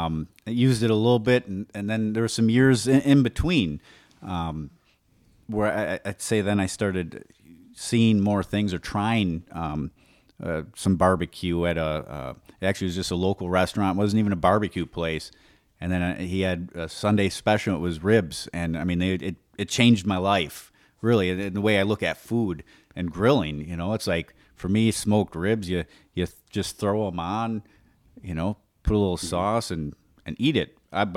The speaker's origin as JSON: {"language": "English", "region": "Wisconsin", "country": "United States", "said": "we're from Wisconsin."}